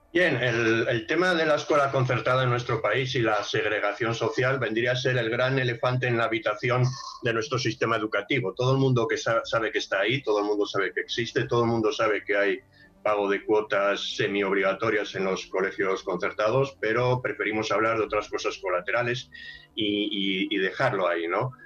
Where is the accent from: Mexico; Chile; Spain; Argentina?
Spain